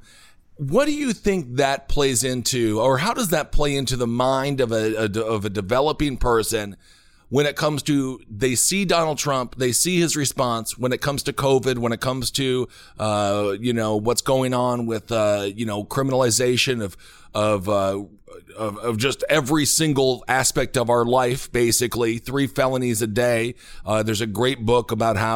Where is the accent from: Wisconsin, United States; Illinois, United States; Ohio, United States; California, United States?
Wisconsin, United States; moved away; I'm from Wisconsin originally